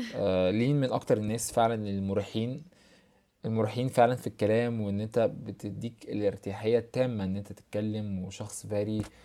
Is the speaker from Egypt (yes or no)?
yes; Egypt; عندنا في مصر